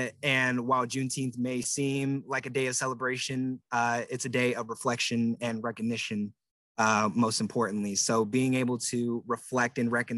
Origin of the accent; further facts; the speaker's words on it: Pacific Northwest, United States; But since I'm from the Pacific Northwest, my family is originally from the South